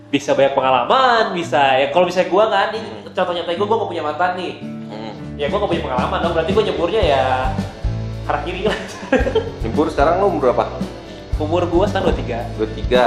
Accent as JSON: {"language": "Indonesian", "region": "Java", "country": "Indonesia", "said": "gue Jawa gue sih adat Jawa cuman gue Jawa tidak terlalu banyak ribet"}